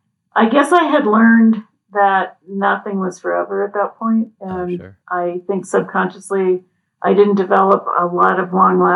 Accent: Indiana, United States; born or raised there; also born or lived in Pennsylvania

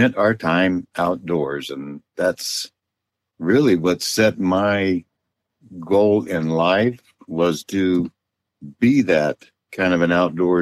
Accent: Southern California, United States; also born or lived in Oregon / Los Angeles / San Diego / Eureka, California; Well, I was born in Oregon, but my dad only stayed there a couple of years because he found a job in L.A., so we moved to Southern California when I was just a young kid, but almost a baby still, but mostly Southern California is my, you know, what I call home

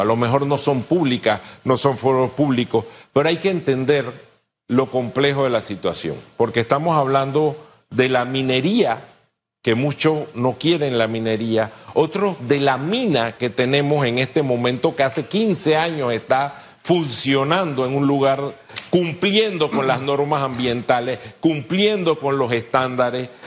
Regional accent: Panama; somos panameños

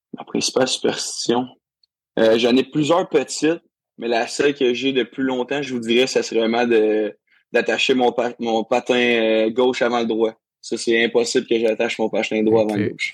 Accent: Saint-Majorique-de-Grantham, Quebec, Canada; also born or lived in Rouyn-Noranda; je viens de Drummondville, dans un petit village en Drummondville ça s'appelle Saint-Majoric de Grantham

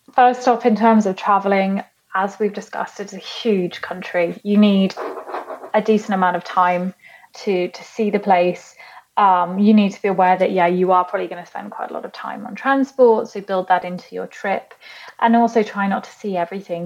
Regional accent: United Kingdom; moved away; also born or lived in Chile; as a British person

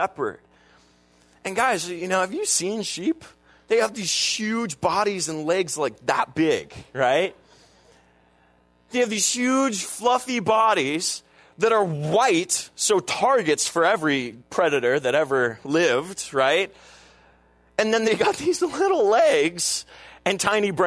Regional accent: United States; I'm an American

